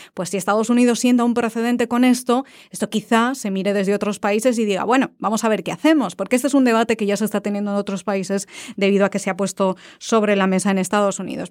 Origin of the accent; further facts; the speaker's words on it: Valencia, Valencian Community, Spain; now in Washington, United States; Yo soy de Valencia